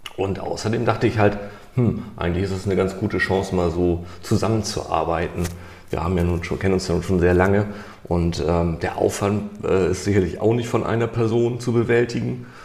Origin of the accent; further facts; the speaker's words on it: Hamburg, Germany; Ich komme aus Hamburg